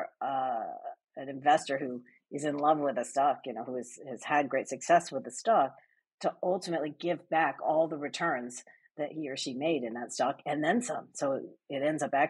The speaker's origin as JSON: {"language": "English", "country": "United States", "also_born_or_lived": "London", "moved": "as an adult", "said": "I'm American, but I spent the bulk of my career in London"}